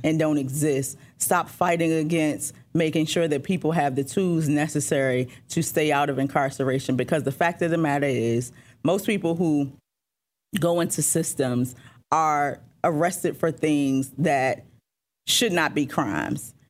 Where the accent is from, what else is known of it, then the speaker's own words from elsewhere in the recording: Richmond, Virginia, United States; Richmond is where I'm born and raised